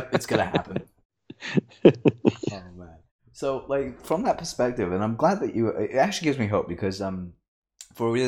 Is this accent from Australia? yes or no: no; United Kingdom; I'm British. We like to swear a lot. We use words that Americans cringe